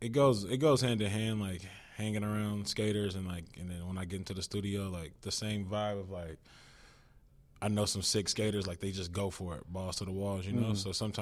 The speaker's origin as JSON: {"language": "English", "town": "Richmond", "region": "California", "country": "United States", "tie": "born or raised there", "said": "growing up in Richmond when I was like a young kid"}